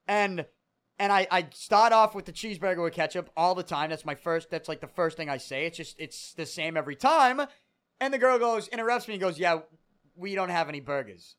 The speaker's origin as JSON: {"language": "English", "town": "Boston", "region": "Massachusetts", "country": "United States", "tie": "born or raised there", "said": "grew up on Third Street"}